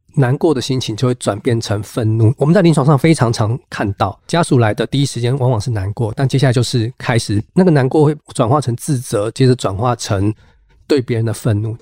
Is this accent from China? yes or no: no; Kaohsiung, Taiwan; moved away as an adult; also born or lived in northern Taiwan; 虽然我是高雄人，我可以说在高雄长大，但是老实说，从大学以后，基本上整个生活轨迹多数都在北部了